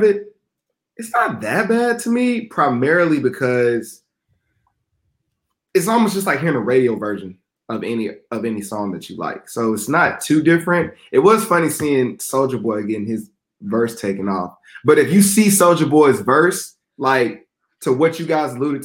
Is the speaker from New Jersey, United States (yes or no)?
no; Atlanta, Georgia, United States; I'm from Atlanta